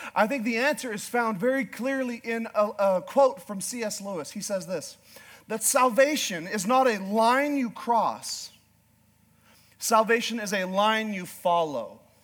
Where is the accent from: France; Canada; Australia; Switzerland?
Canada; Northern Canada; I'm a Canadian from northern Canada